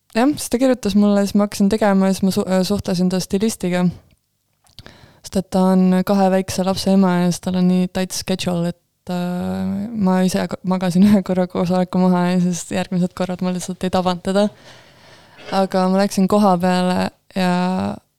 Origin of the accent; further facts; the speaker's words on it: Estonia; me oleme suht eestlased tagasihoidlikud